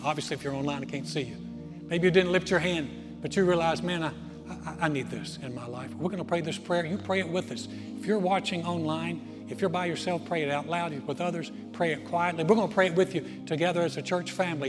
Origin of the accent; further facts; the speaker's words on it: Greensboro, North Carolina, United States; moved away as an adult; now in Texas, United States; Joy and I tried to start a church in my hometown in 1989, Greensboro, North Carolina